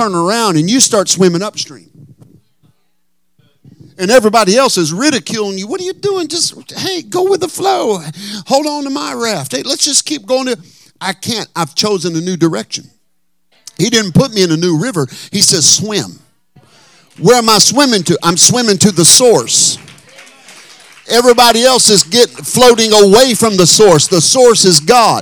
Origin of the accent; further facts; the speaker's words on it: Texarkana, United States; moved away as an adult; now in Northern California, United States; in Texarkana where I'm from